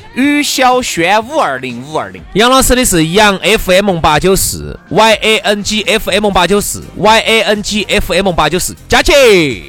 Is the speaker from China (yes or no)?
yes; Chengdu, Sichuan, China; 对于我们成都人， 呃，对于我们四川人来说